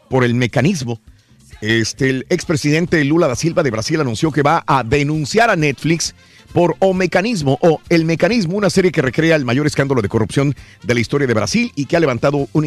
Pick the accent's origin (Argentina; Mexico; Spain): Mexico; now in United States; Sí, soy mexicano, pero vivo en Estados Unidos.